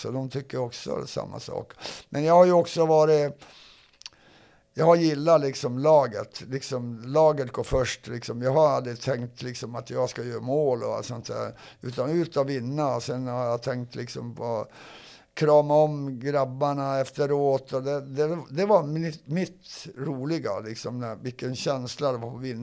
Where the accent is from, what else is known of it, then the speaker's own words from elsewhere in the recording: Sweden; För jag var ju först som svensk i alla fall in där.